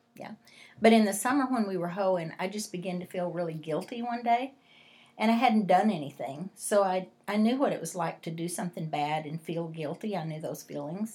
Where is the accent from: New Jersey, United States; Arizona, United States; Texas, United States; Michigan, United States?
Texas, United States; West; I grew up in West Texas